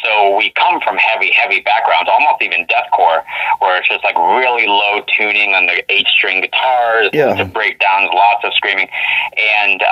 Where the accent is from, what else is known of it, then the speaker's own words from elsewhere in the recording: Florida, United States; now in Washington, United States; we're from Florida. And one day we just decided to pick up and move to the PNW. And now we're here in Washington